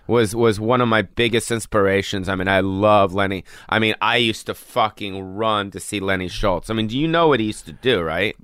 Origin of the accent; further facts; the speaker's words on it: Los Angeles, California, United States; I was born on the Strip